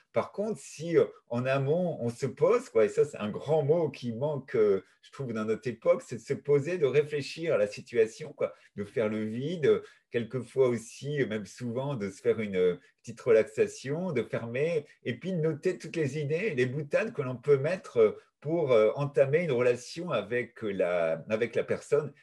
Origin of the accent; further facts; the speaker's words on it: Brittany, France; je suis breton